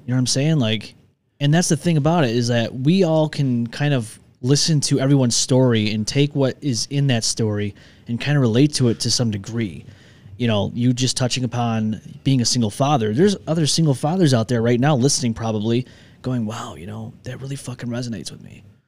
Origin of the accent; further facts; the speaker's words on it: New York, United States; moved away; I'm from New York 'cause, oh, New York City, no, I've never been to New York City in my life